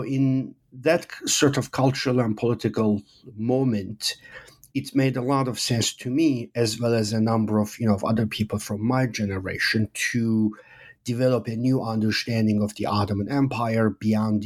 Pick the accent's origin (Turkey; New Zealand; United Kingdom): Turkey; moved away; I grew up in Turkey. I'm from Turkey originally